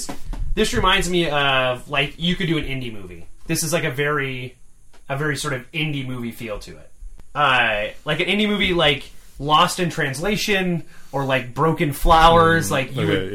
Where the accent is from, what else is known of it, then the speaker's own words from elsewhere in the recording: Michigan, United States; I grew up in Michigan